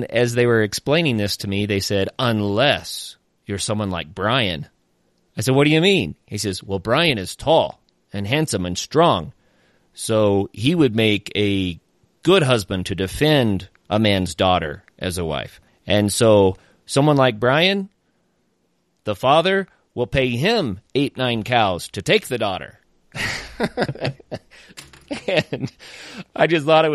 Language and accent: English; Oklahoma, United States; I grew up in Oklahoma